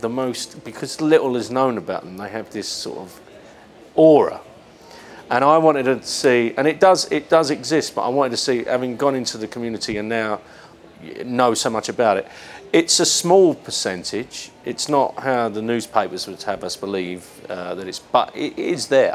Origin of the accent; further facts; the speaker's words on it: London, United Kingdom; we're both from London and our families run pubs and nightclubs in the East End